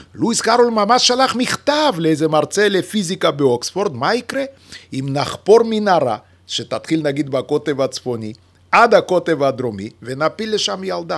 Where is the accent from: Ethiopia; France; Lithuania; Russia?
Lithuania; accent: Russian; first language Yiddish; Hebrew is a second language; now in Israel; שגם היא שפת האם שלי, פשוט גדלתי בליטא